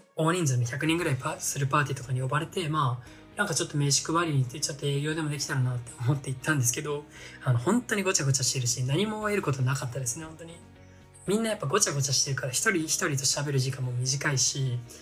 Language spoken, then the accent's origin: Japanese; Iwate, Japan; moved away as an adult; now in Tokyo, Japan; 僕は岩手出身なんですけども、あの、田舎門が、えっと、一人ね、一人で東京に出てきて